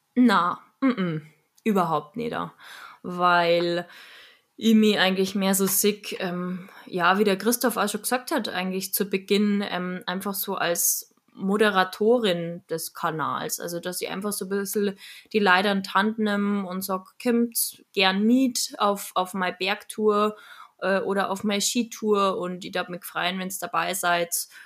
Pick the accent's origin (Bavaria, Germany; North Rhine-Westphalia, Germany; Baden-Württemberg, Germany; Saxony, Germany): Bavaria, Germany; Munich; accent: Bavarian; ich bin ja auch in München geboren und habe halt dementsprechend den Dialekt